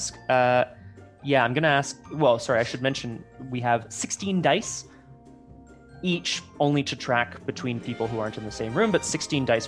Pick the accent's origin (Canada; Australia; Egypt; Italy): Canada; Ottawa, Ontario; I also grew up in a part of Ottawa